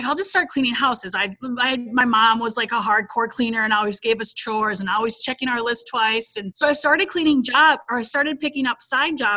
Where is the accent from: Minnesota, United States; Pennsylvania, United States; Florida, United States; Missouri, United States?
Minnesota, United States; moved away as an adult; now in Alabama, United States; I am from Minnesota, lived there basically my whole life until we recently relocated to Alabama.